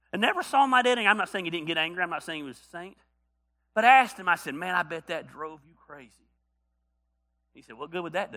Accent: North Georgia, United States; I grew up in North Georgia

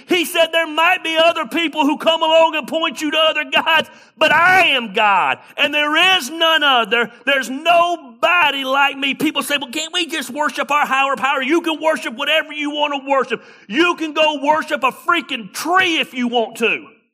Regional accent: Tacula, Georgia, United States; I was born and raised in Tacula, Georgia.

